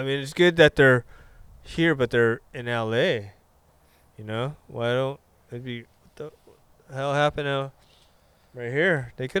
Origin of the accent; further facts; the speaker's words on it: Huntington Beach, California, United States; I was raised in Huntington Beach